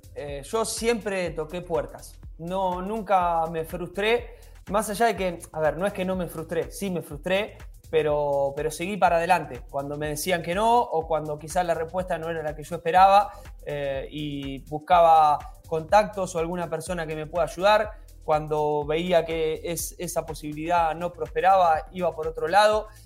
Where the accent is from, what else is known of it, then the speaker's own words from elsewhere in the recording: Argentina; siendo argentino